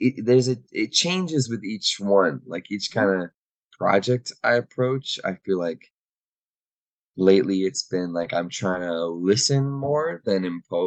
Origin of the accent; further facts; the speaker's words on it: Waterloo, Ontario, Canada; I'm from Waterloo, Kitchener, Waterloo